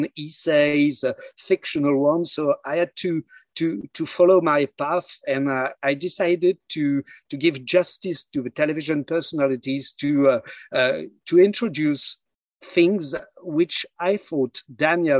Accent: near Lille, Hauts-de-France, France; I was born near Lille in the north of France

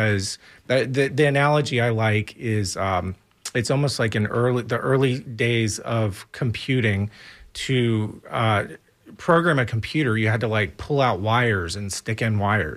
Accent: Tampa, Florida, United States; also born or lived in Blue Ridge Mountains; I'm born and raised in Tampa native

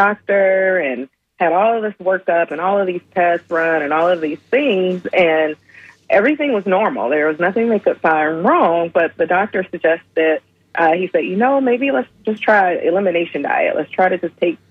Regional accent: Atlanta, Georgia, United States; moved away; I'm originally from Atlanta, Georgia, so I'm a Southerner. And my diet growing up consisted of Southern

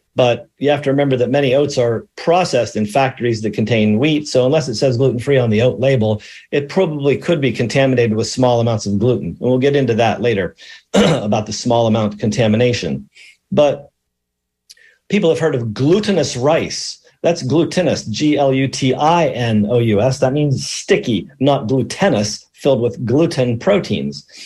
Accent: Allegheny Mountains, central Pennsylvania, United States; moved away; broadcasting today from the high atop the Allegheny Mountains in central Pennsylvania. I'm in my hometown

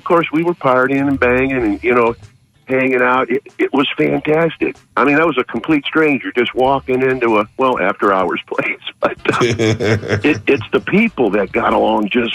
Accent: Detroit, Michigan, United States; I'm from Detroit

